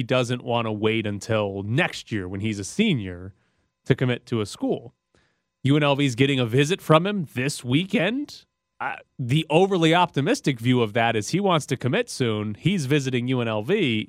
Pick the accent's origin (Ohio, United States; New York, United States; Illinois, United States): Illinois, United States; I was born in Illinois, but Southern California is my second home.